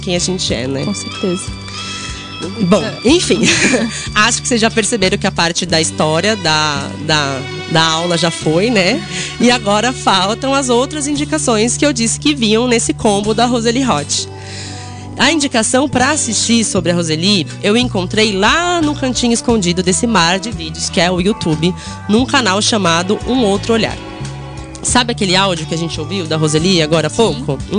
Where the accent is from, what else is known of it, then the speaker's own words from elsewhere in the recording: São Paulo, Brazil; a gente é aqui de São Paulo